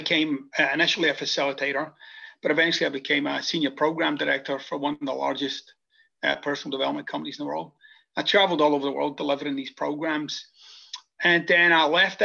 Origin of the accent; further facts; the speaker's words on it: Scotland, United Kingdom; moved away as an adult; now in United States; I'm originally from Scotland, and I came to the United States about 25 years ago.